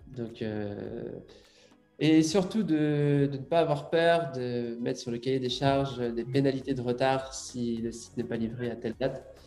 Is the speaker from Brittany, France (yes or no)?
yes; Brittany, France; je suis breton. Euh, morbihanais.